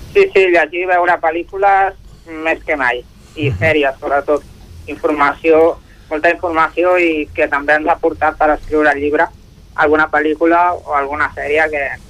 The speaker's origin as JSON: {"language": "Catalan", "town": "Sabadell", "region": "Catalonia", "country": "Spain", "said": "sóc de Sabadell, però el meu pare és de Sant Feliu i per això estiueja allà"}